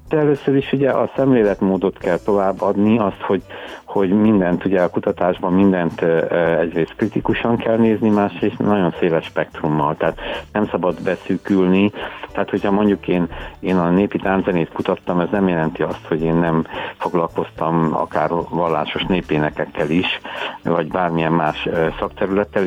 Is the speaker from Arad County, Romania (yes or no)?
no; Cristuru Secuiesc, Harghita County, Romania; moved away as an adult; also born or lived in Cluj-Napoca, Romania / Miercurea Ciuc, Romania / Târgu Mureș, Romania; now in Budapest, Hungary; Székelyudvarhelyen születtem, gyermekkorom és ugye az a rockzenész korszak is, meg az érettségiig Székelykeresztúr